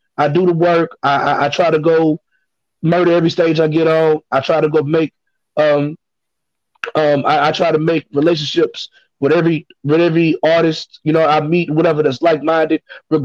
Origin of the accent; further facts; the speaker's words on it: Baton Rouge, Louisiana, United States; if I'm sending you an email in Chicago saying … I'm from Baton Rouge, the first thing they did is … and …, or …, ….